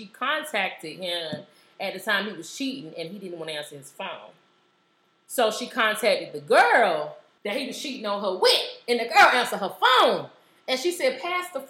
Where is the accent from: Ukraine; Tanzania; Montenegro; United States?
United States; North Carolina; I'm from North Carolina